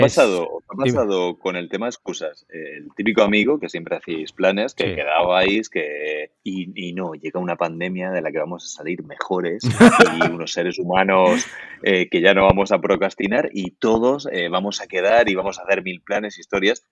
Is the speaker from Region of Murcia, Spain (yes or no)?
yes; Murcia, Region of Murcia, Spain; soy murciano del barrio del Carmen de Murcia